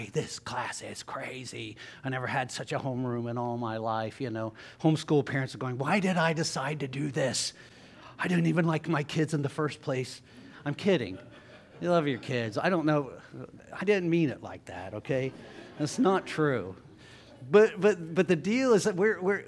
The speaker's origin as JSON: {"language": "English", "town": "Jackson", "region": "Ohio", "country": "United States", "tie": "born or raised there", "said": "I grew up in Jackson, Ohio, public schools"}